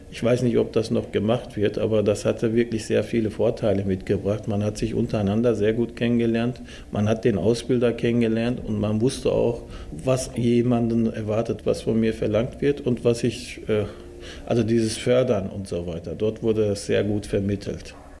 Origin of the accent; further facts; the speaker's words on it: Dortmund, North Rhine-Westphalia, Germany; also born or lived in Turkey; Ich bin hier aufgewachsen. Ich, als ich hier rüberkam, war ich sechs Jahre alt